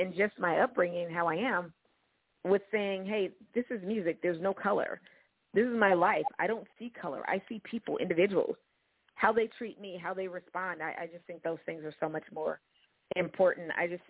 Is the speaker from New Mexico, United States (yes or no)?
no; Oregon, United States; Growing up in Oregon, around the house